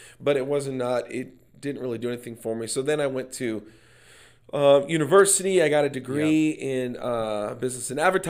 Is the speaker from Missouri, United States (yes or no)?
no; Minnesota, United States; I said, well, I've lived a lot of places, but I'm originally from Minnesota. Love it. Small community.